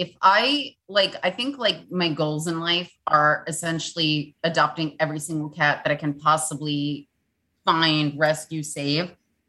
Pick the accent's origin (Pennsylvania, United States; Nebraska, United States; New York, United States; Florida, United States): New York, United States; growing up in New York